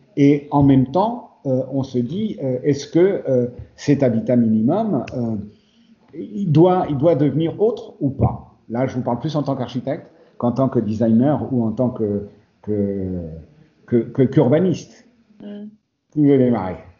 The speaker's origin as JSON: {"language": "French", "country": "Spain", "moved": "yes", "said": "l'Espagne, parce que c'est mon pays d'origine aussi"}